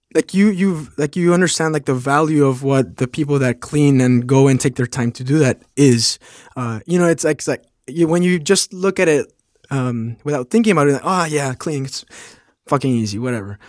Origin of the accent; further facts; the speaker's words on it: Mexico; moved away as an adult; also born or lived in Phoenix; now in New York, United States; I'm from Mexico. I live in New York